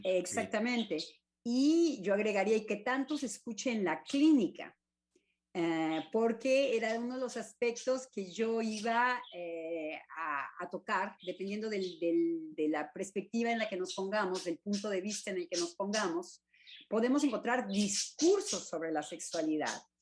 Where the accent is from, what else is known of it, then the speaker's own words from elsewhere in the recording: Mexico; como decimos en México